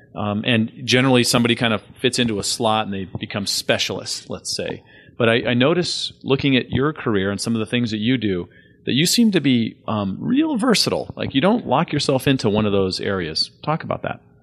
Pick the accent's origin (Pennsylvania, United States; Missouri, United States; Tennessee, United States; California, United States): California, United States; San Diego; moved away as an adult; I grew up in San Diego, and I saw lots of changes in the forty years I was there.